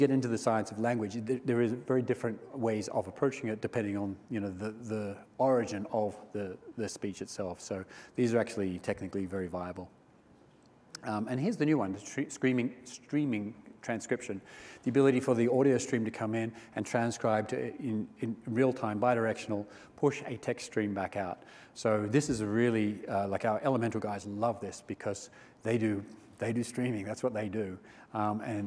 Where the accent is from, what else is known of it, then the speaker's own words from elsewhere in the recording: Australia; I'm Australian